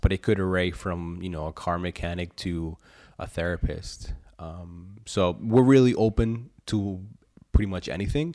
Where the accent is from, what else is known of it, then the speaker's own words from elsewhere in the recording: Medellin, Antioquia, Colombia; now in Pennsylvania, United States; I was born in Medellin, Colombia, down in South America